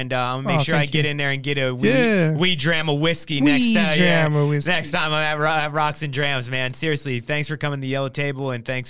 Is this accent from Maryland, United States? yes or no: no; New Jersey, United States; moved away as an adult; also born or lived in West Coast; I'm from Jersey. Big, you know … was a huge part of huge part of my upbringing.